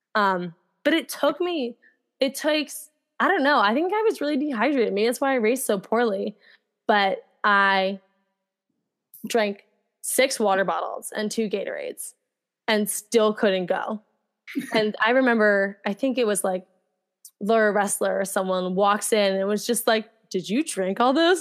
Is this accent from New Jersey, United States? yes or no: yes; New Jersey, United States; I grew up in New Jersey and I went to high school in New Jersey.